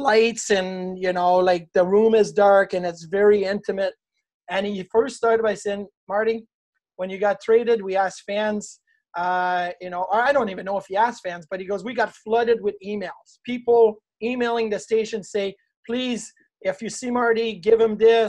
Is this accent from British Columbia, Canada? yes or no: no; Quebec City, Quebec, Canada; moved away as an adult; now in Buffalo, United States; I grew up in Quebec City